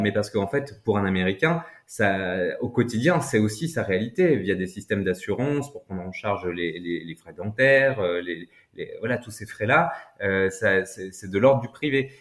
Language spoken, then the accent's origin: French; France; en tant que Français